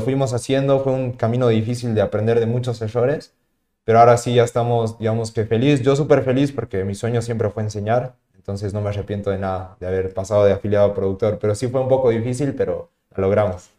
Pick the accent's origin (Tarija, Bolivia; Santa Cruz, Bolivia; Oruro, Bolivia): Tarija, Bolivia; also born or lived in La Paz, Bolivia; yo cuando volví a Tarija, eh, porque vuelvo a mi ciudad de origen, yo vivía en la ciudad de La Paz